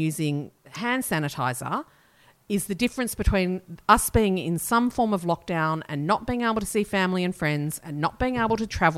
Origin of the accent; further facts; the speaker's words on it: New South Wales, Australia; we're Australian.